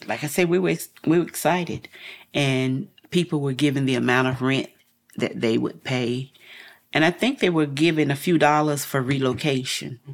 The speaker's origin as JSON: {"language": "English", "town": "Asheville", "region": "North Carolina", "country": "United States", "tie": "born or raised there", "said": "I'm a native of Asheville, North Carolina"}